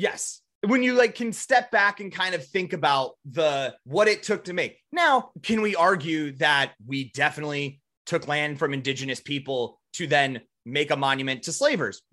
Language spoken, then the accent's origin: English; South Dakota, United States; we're from South Dakota. We grew up in the shadow of Mount Rushmore